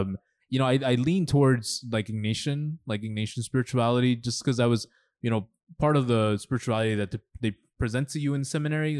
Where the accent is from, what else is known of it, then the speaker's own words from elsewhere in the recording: New York, United States; also born or lived in Los Angeles, California / El Salvador; growing up in New York, I mean, I, I fell in love with, like, with hip hop and rap